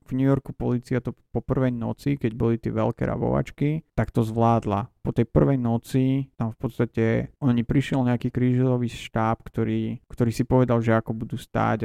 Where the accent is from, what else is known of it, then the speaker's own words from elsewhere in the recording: Slovakia; moved away as an adult; now in Los Angeles, United States; som z nejakého Slovenska